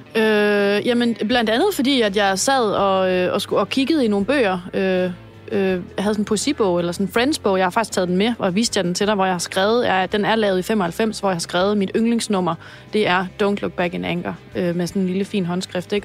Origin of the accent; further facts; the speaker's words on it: Denmark; jeg er jyde